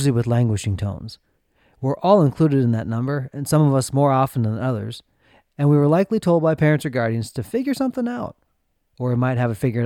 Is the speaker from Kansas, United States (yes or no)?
no; Minnesota, United States; growing up in Minnesota